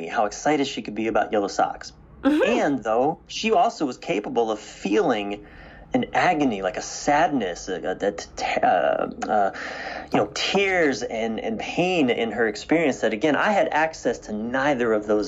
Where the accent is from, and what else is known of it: East Coast of the United States, United States; born or raised there